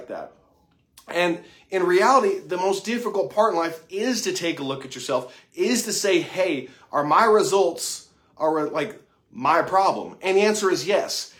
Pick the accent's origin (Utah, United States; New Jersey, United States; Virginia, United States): Utah, United States; moved away as an adult; now in Lexington, United States; I'm not from Kentucky. I'm from Utah. I'm a transplant. And I moved out here about 4.5 years ago.